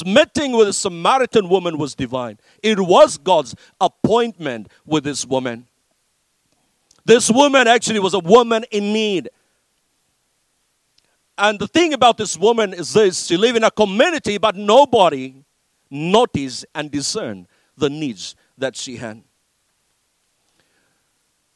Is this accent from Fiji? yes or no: yes; Fiji; I grew up in Fiji